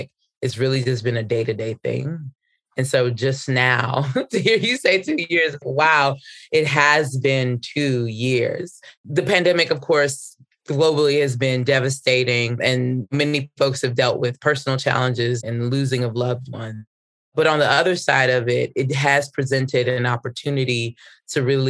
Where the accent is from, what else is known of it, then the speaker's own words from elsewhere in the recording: Washington, District of Columbia, United States; I was born and raised in Washington, D.C.